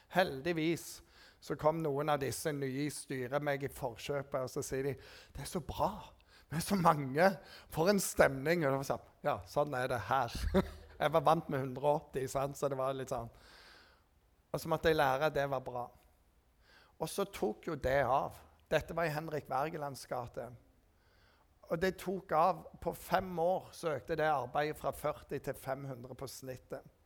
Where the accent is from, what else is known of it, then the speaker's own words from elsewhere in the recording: Rogaland, Norway; For jeg var rogalending. Og jeg er jo rogalending.